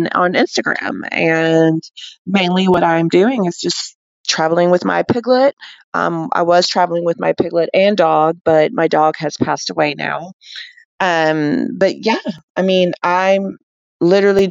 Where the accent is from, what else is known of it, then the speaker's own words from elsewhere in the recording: Alabama, United States; moved away as an adult; now in Colorado, United States; I'm from Alabama